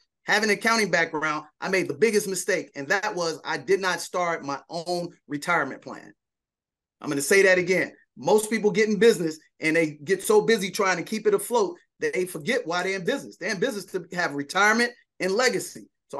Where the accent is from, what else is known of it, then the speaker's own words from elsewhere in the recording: Chicago, Illinois, United States; That's correct. I'm a Chicagoan.